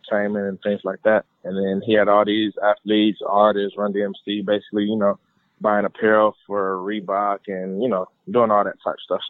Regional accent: Detroit, Michigan, United States; moved away as an adult; now in Florida, United States; growing up in Michigan

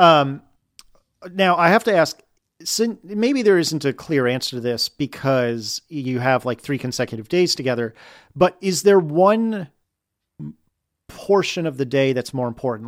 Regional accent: United States; now in Richmond, United States; as an American

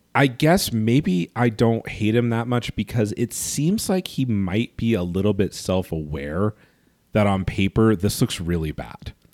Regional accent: Los Angeles, California, United States; growing up in Los Angeles

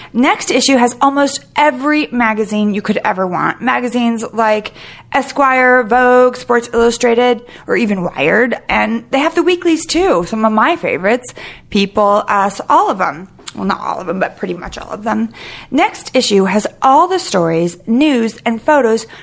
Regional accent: Sacramento, California, United States; also born or lived in San Francisco; I was born in Sacramento

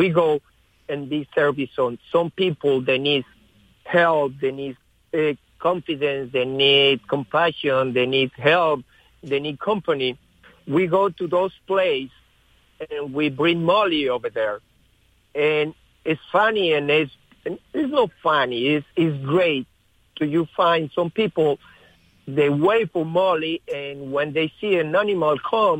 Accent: Colombia; English is a second language; moved away as an adult; now in United States; Basically, yes, that's true. I come from Colombia, like next month, want to be 20 years.

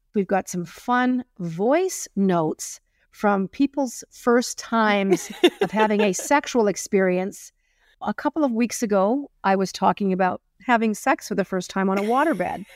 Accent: Springbank, Alberta, Canada; growing up in Spring Bank, Alberta

